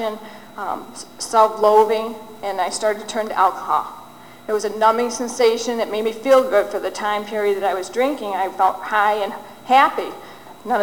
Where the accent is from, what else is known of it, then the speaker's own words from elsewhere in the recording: Detroit, Michigan, United States; also born or lived in Southfield, Michigan; Lived in a small community within Detroit, Michigan, and I lived among all Jewish people